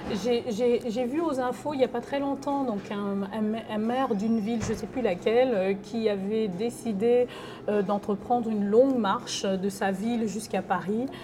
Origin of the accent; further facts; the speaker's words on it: Libreville, Estuaire, Gabon; now in France; Moi je suis née à Libreville